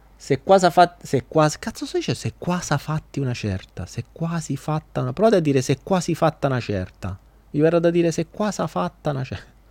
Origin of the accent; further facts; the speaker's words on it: Foggia, Apulia, Italy; io non sono napoletano, sono foggiano